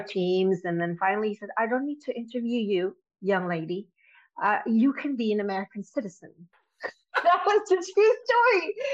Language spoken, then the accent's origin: English; Indonesia; moved away; I was born and raised in Indonesia